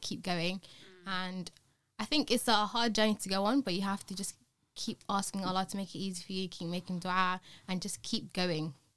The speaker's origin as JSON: {"language": "English", "region": "London", "country": "United Kingdom", "said": "I'm also from London"}